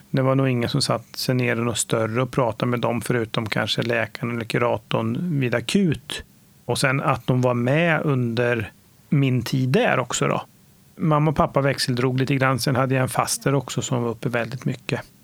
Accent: Nora, Örebro County, Sweden; Jag är född och uppvuxen i Nora, en liten ort eh, 3,5 mil norr om Örebro

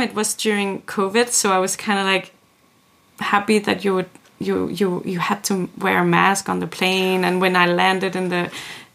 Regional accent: Sisimiut, Qeqqata, Greenland; first language Greenlandic; English is a second language; also born or lived in Aarhus, Denmark / Denmark; now in Nuuk, Greenland; my hometown, Sisimiut, most of the town speaks Greenlandic

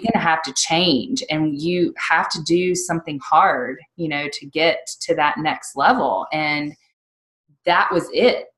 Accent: North Carolina, United States; now in Virginia, United States; we're originally from North Carolina. We love Virginia, um, love living in the mountains

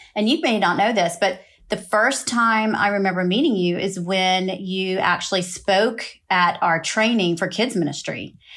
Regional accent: Austin, Texas, United States; moved away; we are both from Austin, Texas.

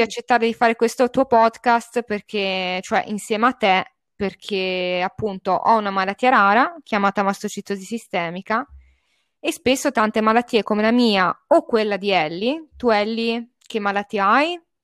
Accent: Bolzano, Trentino-Alto Adige, Italy; now in Cecina, Italy; vivo a Cecina in Toscana, ma di origine sono di Bolzano, quindi parlo anche tedesco perché siamo una città bilingue

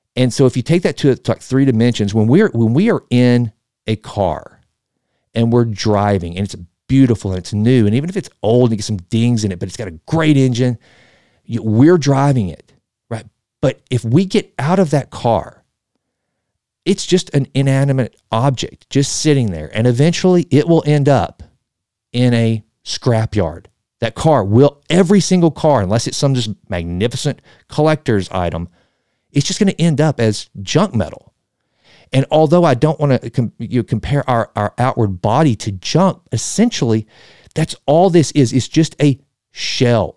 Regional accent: Texas, United States; I'm from Texas

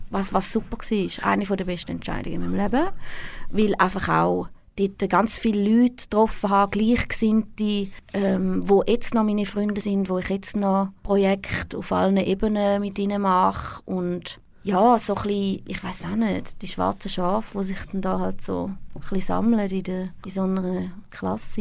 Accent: Thurgau, Switzerland; moved away as an adult; now in Zurich, Switzerland; Ich bin in Reichlingen aufgewachsen, im Thurgau.

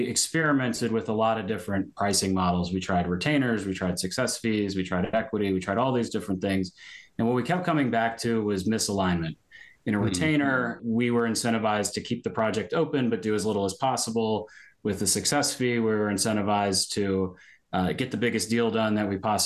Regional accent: Richmond, Virginia, United States; also born or lived in Baltimore, Maryland; now in Annapolis, United States; I grew up in Richmond, Virginia.

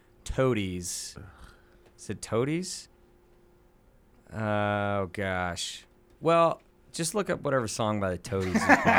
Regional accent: Seattle, Washington, United States; But growing up in Seattle.

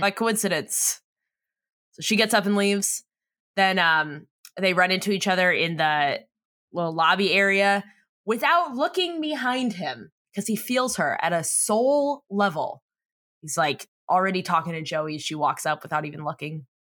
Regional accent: San Diego, California, United States; we're from America's Finest City

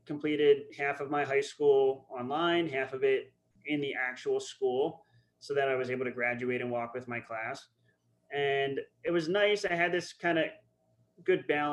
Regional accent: Upper Dublin, Pennsylvania, United States; moved away as an adult; also born or lived in Germany / Colorado; I grew up in Upper Dublin, as you said. Kind of lived there most of my childhood

